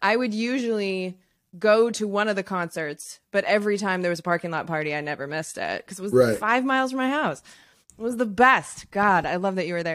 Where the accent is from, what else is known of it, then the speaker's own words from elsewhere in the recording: Irvine, California, United States; moved away as an adult; I was raised in Southern California, and Irvine was my hometown